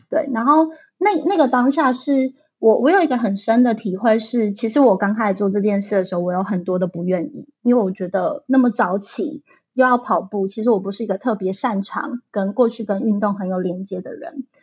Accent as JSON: {"language": "Chinese", "region": "Taichung", "country": "Taiwan", "tie": "born or raised there", "moved": "yes", "lives_now": "Taipei, Taiwan", "said": "因为我是台中出生的小孩，所以控肉算是我在台中吃过非常非常多的食物"}